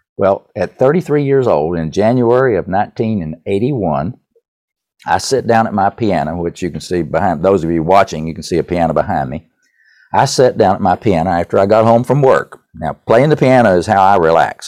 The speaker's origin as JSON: {"language": "English", "region": "East Tennessee", "country": "United States", "tie": "born or raised there", "accent": "Tennessee", "said": "I grew up in East Tennessee"}